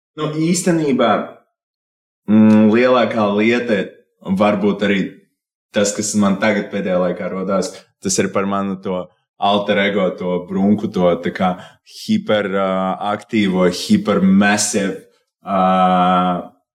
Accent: Riga, Latvia; es esmu no Bolderājas. es esmu izdzīvojis pret līdz cik 18, gandrīz 19 gadiem Bolderājā.

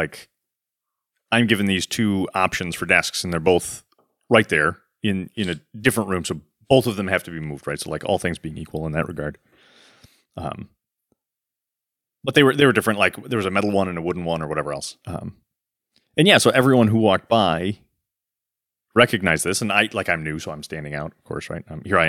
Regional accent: Rockford, Michigan, United States; I'm from Rockford, Michigan.

